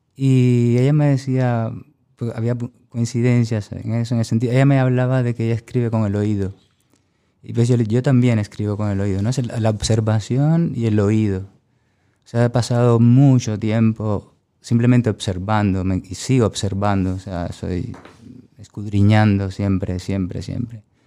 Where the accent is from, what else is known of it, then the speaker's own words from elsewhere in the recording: Cuba; moved away as an adult; now in Huesca, Spain; mi pueblo en Cuba